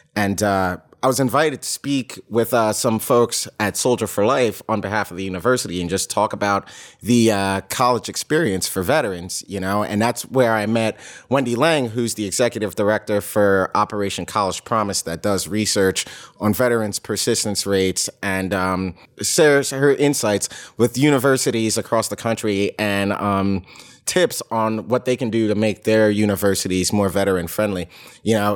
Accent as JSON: {"language": "English", "country": "United States", "tie": "born or raised there", "said": "I'm from the New York, New Jersey area, born and raised"}